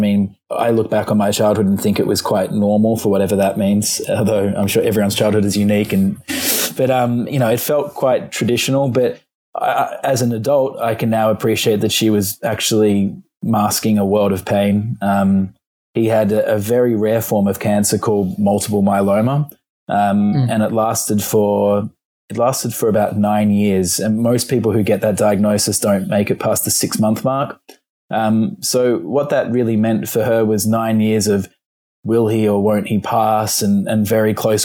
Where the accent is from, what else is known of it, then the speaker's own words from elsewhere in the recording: Melbourne, Victoria, Australia; moved away as an adult; also born or lived in England / London; now in United States; we did school in Australia, and very much, you can hear in my voice probably